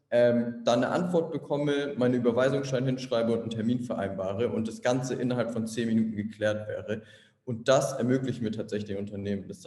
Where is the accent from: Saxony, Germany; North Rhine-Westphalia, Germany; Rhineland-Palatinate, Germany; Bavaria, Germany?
Bavaria, Germany; Munich; moved away as an adult; now in Berlin, Germany; ich komme ursprünglich aus München, bin vor vier Jahren nach Berlin gezogen, ursprünglich mal zum Studieren. War am Anfang schwierig. München, Berlin sind wie zwei unterschiedliche Länder teilweise